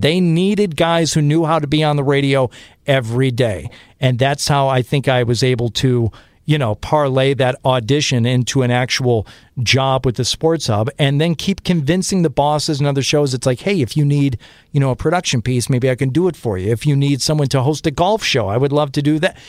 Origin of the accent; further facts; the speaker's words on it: Detroit, Michigan, United States; now in Boston, United States; growing up in Detroit